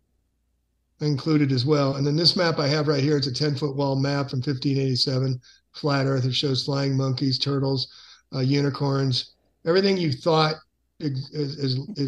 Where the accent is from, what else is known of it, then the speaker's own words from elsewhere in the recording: San Francisco, California, United States; San Francisco is my hometown